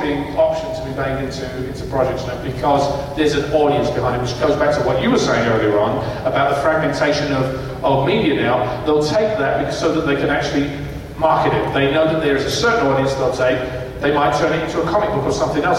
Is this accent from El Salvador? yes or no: no; England, United Kingdom; When I was a kid, you know, in England